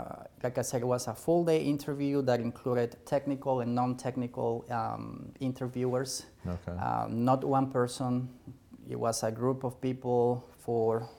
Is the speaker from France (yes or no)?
no; Bolivia; English is a second language; also born or lived in Brazil / Portugal; now in Virginia, United States; I am from Bolivia originally